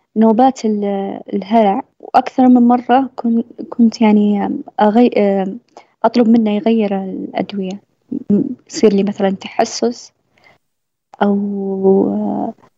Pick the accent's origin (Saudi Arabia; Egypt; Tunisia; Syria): Saudi Arabia; southern Saudi Arabia; عندنا بالجنوب